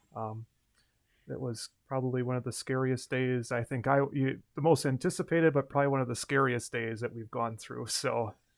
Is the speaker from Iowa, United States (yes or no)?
no; Mayville, Wisconsin, United States; also born or lived in River Falls, Wisconsin; I grew up in Mayville